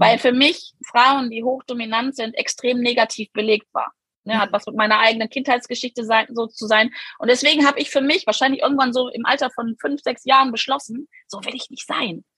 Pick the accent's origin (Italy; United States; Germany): Germany; bei uns in Deutschland leben wir